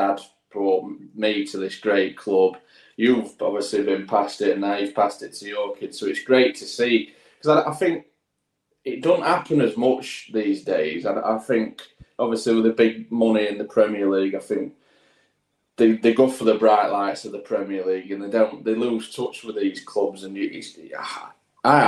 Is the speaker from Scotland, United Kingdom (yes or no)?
no; London, United Kingdom; moved away as an adult; where I grew up in London